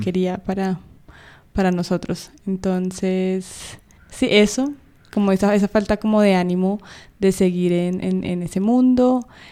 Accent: Bogotá, Colombia; estamos en Colombia, en mi ciudad natal, eh, Bogotá

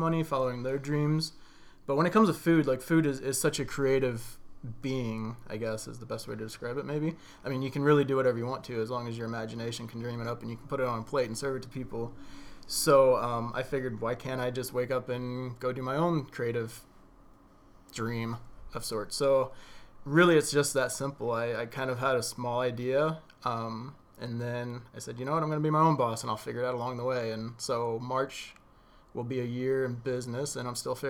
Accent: Greenville, United States; this is my hometown

